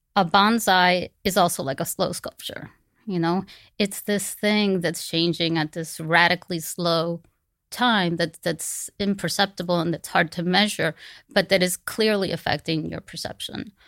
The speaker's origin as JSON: {"language": "English", "town": "Miami", "region": "Florida", "country": "United States", "tie": "born or raised there", "said": "growing up in Miami"}